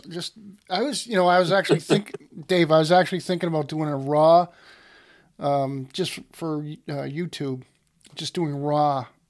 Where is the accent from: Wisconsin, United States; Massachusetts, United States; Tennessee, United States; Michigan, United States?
Massachusetts, United States; Worcester; You know, I started out when I was a kid. I loved talk radio. I grew up outside of Worcester, Massachusetts.